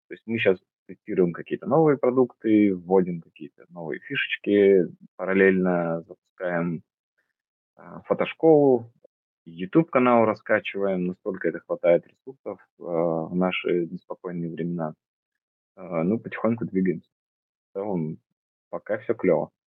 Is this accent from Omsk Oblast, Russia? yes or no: yes; Omsk, Omsk Oblast, Russia; я родился в Омске, и там получился, стал фотографом